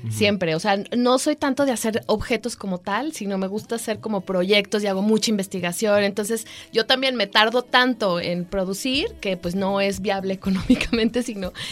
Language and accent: Spanish; Guadalajara, Jalisco, Mexico; moved away as an adult; also born or lived in England; Soy de aquí de Guadalajara.